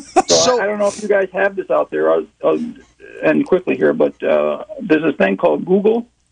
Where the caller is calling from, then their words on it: Palm Coast, Florida, United States; I'm calling from Florida, Palm Coast, Florida.